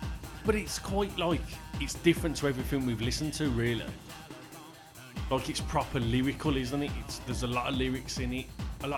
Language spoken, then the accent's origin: English; England, United Kingdom; I would not let them know I'm English.